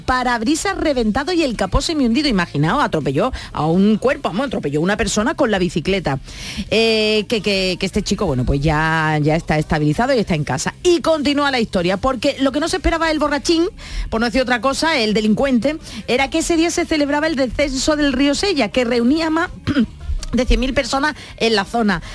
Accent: San Fernando, Andalusia, Spain; also born or lived in Cádiz; nos fuimos a San Fernando

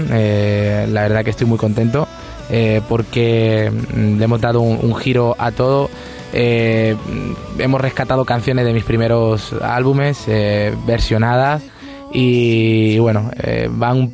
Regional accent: Medina Azahara, Andalusia, Spain; ir a mi tierra

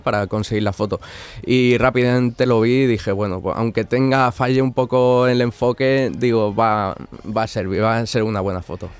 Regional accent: Alicante, Valencian Community, Spain; moved away as an adult; now in Morón de la Frontera, Spain; yo soy de Alicante y hace bueno el verano pasado me, mudé aquí a Sevilla, a Morón de la Frontera

